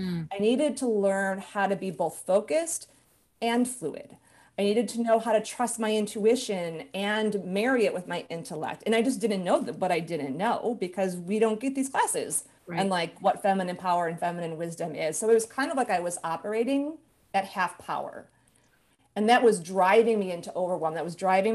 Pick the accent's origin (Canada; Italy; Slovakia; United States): United States; Chicago, Illinois; moved away as an adult; now in California, United States; I grew up in Chicago, and as soon as I finished my MBA, I left Chicago